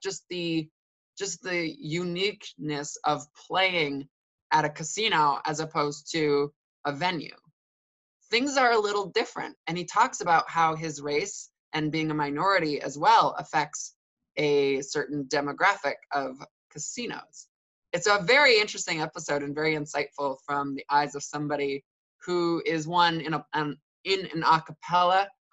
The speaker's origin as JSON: {"language": "English", "town": "Detroit", "region": "Michigan", "country": "United States", "tie": "born or raised there", "said": "I grew up in Detroit"}